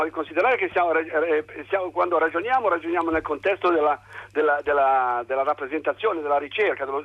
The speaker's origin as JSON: {"language": "Italian", "area": "a small village above Sanremo", "region": "Liguria", "country": "Italy", "said": "nel mio piccolo paese sopra Sanremo."}